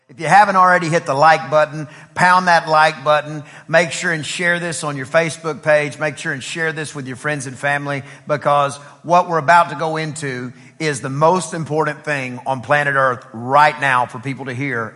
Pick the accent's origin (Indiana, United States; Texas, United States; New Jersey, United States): Texas, United States; East; I'm from East Texas where we, we spent a lot of time outside uh, um, raising what we would eat